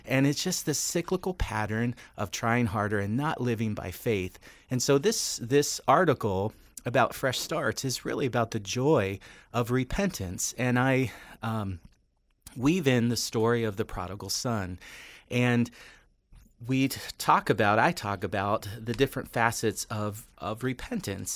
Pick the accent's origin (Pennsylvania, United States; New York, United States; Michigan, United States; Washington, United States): Pennsylvania, United States; Western; moved away; I grew up in Western Pennsylvania.